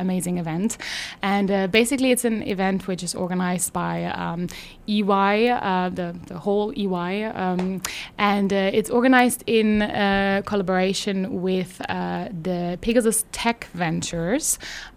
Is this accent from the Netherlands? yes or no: no; Germany; now in Luxembourg; I'm from Germany